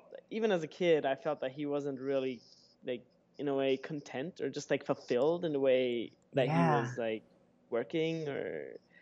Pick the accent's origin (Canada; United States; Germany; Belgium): Germany; moved away; I'm originally from Germany